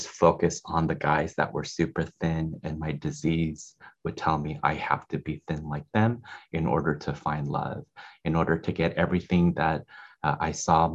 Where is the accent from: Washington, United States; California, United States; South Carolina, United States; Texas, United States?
California, United States; Salinas; I grew up in Salinas in the Central Valley of California. It's a small farm town.